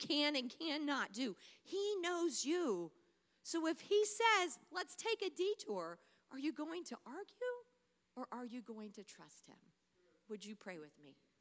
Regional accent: Taylorville, Illinois, United States; moved away as an adult; also born or lived in Long Island, New York / Missouri; now in Fort Worth, United States; It was my hometown. This is where I had grown up.

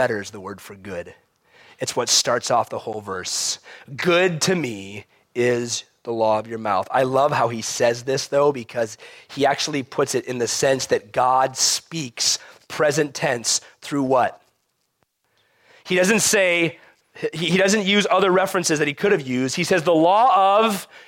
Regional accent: United States; as American Christians

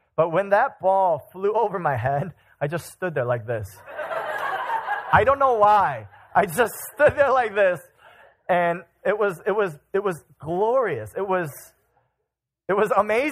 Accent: Chicago, Illinois, United States; I'm from Chicagoland

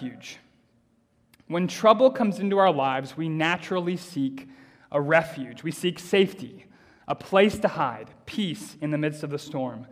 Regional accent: United States; moved away; when I was growing up in America

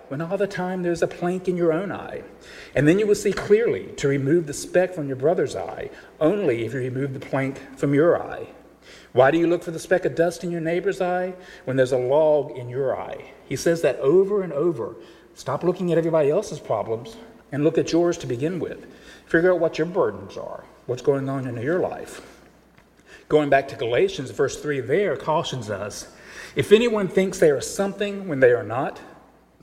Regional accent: Charlotte, North Carolina, United States; the church that I was growing up in Charlotte

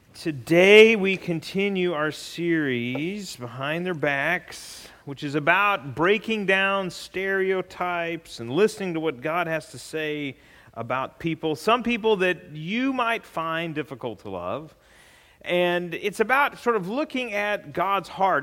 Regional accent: California, United States; now in Bowling Green, United States; I'm from California

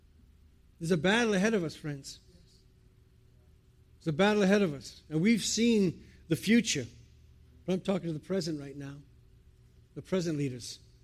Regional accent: Providence, Rhode Island, United States; accent: New England; moved away as an adult; now in England, United Kingdom; I'm from the States, by the way. I went from a New England accent to an Old England accent. I'm from Providence, Rhode Island, but I've lived in England now for about 22 years.

